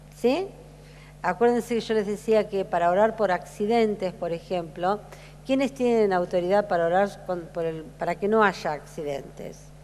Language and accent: Spanish; Argentina; Como argentinos